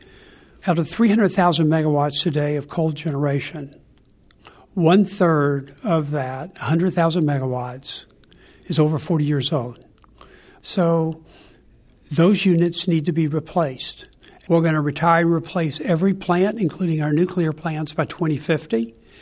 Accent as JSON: {"language": "English", "region": "Kentucky", "country": "United States", "tie": "born or raised there", "said": "I grew up in Kentucky. As they say in Kentucky, there's only three things you can do: coal mine, moonshine, or get on down the line."}